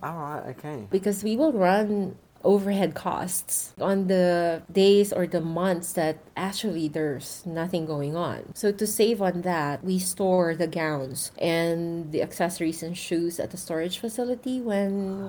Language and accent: English; Philippines; moved away; I'm originally from the Philippines